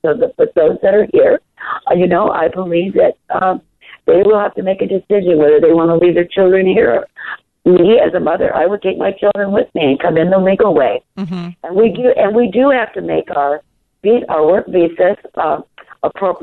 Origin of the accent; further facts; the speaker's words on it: Southwest, United States; those of us that were born and raised in the Southwest